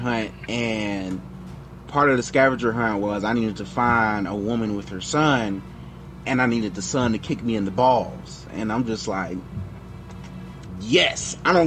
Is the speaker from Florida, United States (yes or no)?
yes; Miami, Florida, United States; moved away; I'm originally from Miami, Florida